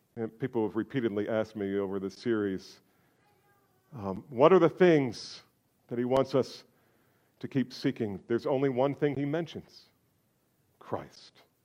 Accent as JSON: {"language": "English", "region": "New Jersey", "country": "United States", "said": "I'm from New Jersey"}